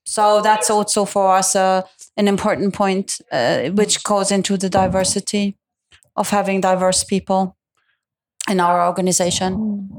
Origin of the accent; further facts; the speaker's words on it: Italy; also born or lived in Milan; Italian with a German background, and I live in Milan.